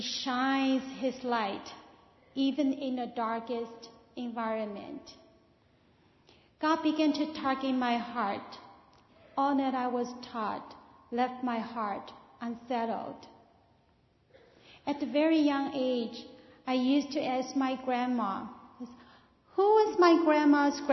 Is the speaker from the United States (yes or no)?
no; China; moved away; I was born in China. When I was raised there